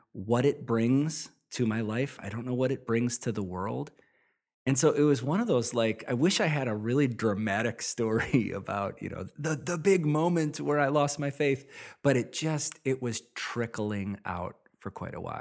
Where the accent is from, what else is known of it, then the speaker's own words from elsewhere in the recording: Midwest, United States; I grew up in the Midwest